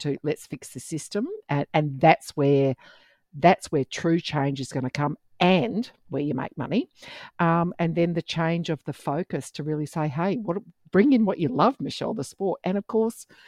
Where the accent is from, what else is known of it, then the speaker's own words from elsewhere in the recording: Perth, Western Australia, Australia; moved away; Perth, my home state